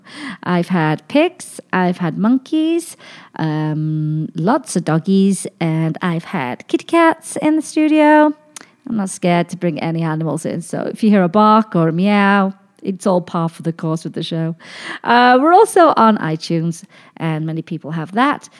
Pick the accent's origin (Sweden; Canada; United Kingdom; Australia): United Kingdom; moved away as an adult; also born or lived in Pittsburgh / Nashville; now in Las Vegas, United States; this British girl ended up here